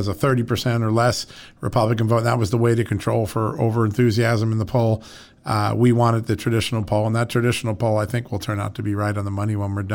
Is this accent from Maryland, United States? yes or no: no; New York, United States; I grew up in New York.